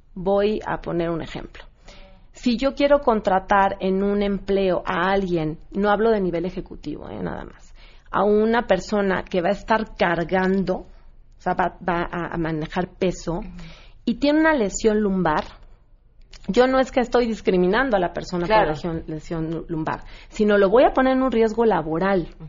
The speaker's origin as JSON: {"language": "Spanish", "country": "Mexico", "said": "los que más nos discriminamos somos nosotros, los mexicanos o los latinos."}